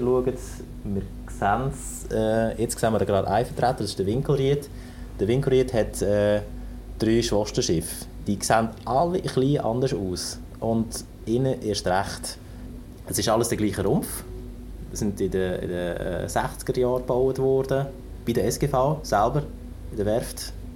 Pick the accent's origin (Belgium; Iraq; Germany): Germany; moved away as an adult; now in Lucerne, Switzerland; ich komme eben aus dem Norden. Ich bin, bin ein Nordmensch und eben auch in der Nähe von Hamburg aufgewachsen, an der Küste